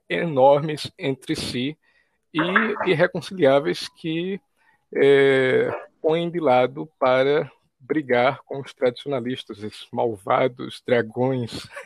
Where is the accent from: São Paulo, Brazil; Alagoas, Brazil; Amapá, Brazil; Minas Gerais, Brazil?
Alagoas, Brazil; Maceió; natural de Alagoas, e falo de Alagoas, Maceió, Alagoas, capital do estado